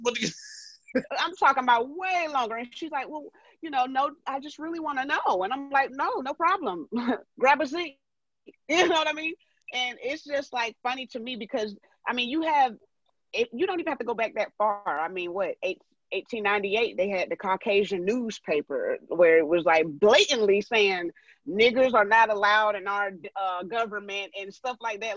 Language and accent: English; Georgia, United States; born or raised there; moved away